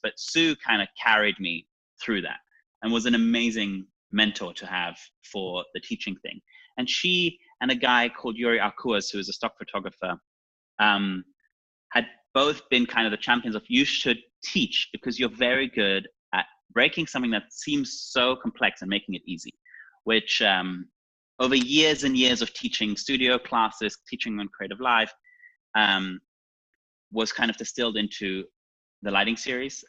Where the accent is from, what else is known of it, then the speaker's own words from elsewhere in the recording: Germany; moved away; also born or lived in New York City; I was born in East Germany, I didn't come from a wealthy family.